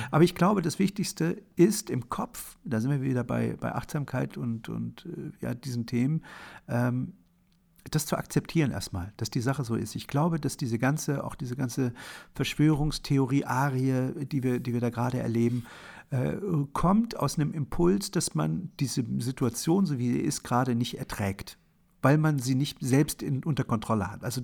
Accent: Germany; born there; Also ich bin in der, in der DDR geboren, in einem Land, was äh, 1970, als ich geboren wurde, unter Walter Ulbricht regiert wurde.

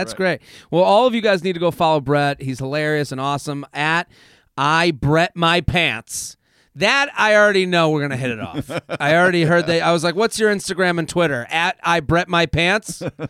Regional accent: Boston, Massachusetts, United States; I'm from Boston.

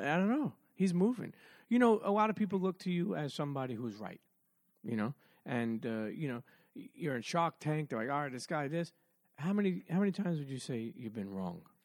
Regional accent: New York City, New York, United States; also born or lived in Bensonhurst, Brooklyn; I grew up in Coney Island in Brooklyn. Then we moved to Bensonhurst.

